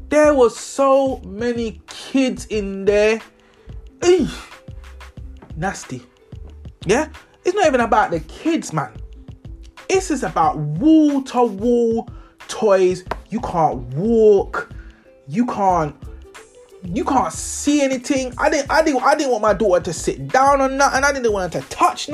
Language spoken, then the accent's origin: English; London, United Kingdom; I'm from London.